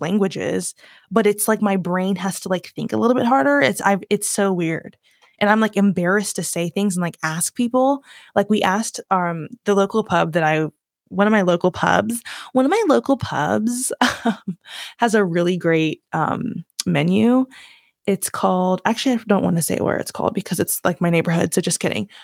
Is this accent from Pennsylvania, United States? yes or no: no; Virginia, United States; accent: southern twang; moved away as an adult; now in London, United Kingdom; I grew up in Virginia, I'm born in Virginia, was born in Virginia, raised there for most of my life.